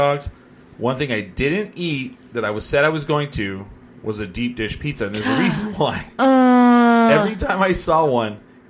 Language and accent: English; New Mexico, United States; We're from New Mexico.